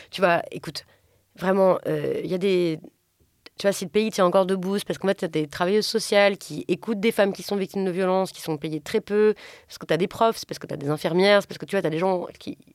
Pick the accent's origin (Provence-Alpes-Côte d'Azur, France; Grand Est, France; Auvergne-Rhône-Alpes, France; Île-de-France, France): Grand Est, France; Strasbourg; Je viens de Strasbourg et c'est la SNCF qui fait les trains.